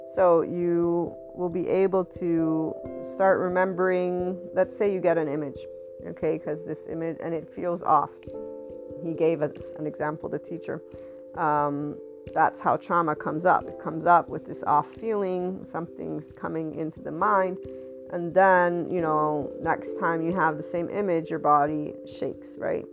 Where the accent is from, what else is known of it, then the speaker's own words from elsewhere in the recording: United States; I'm also from the West. I'm Italian American, so I have biculturalism